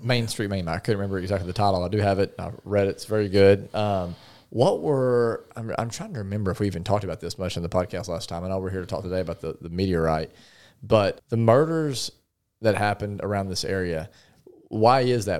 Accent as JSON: {"language": "English", "town": "Paragould", "region": "Arkansas", "country": "United States", "said": "I'm from Paragould"}